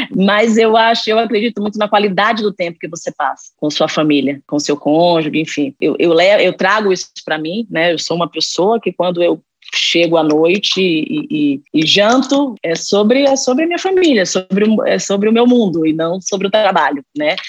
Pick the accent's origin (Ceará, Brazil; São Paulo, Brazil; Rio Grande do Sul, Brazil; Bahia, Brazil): Bahia, Brazil; accent: Bahian; moved away; Eu não sei se vocês perceberam pelo meu sotaque, eu sou baiana